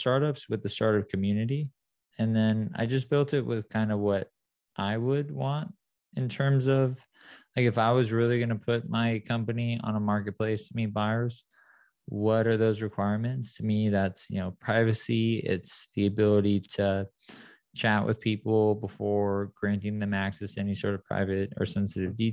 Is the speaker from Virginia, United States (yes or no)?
no; San Clemente, California, United States; also born or lived in Detroit, Michigan; I was born in Detroit, moved to a beautiful town called San Clemente when I was younger. So I grew up in SoCal